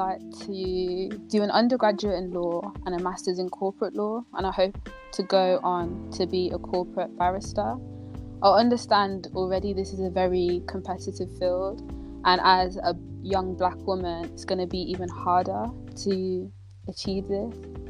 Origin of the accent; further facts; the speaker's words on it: Kenya; Like, I've become a lot more proud of my heritage. Like, as I said, I'm Kenyan. I'll always be wearing my Kenyan wristband.